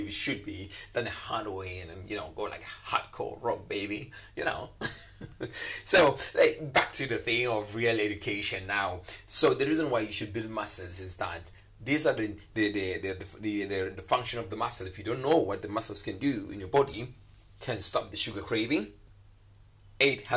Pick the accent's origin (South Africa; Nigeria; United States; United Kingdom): South Africa; now in Dubai, United Arab Emirates; your Dubai boy in the house, baby, your South African boy in the house